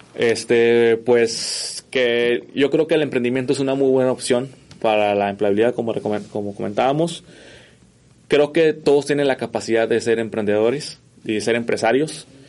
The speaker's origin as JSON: {"language": "Spanish", "country": "Mexico", "said": "los mexicanos somos"}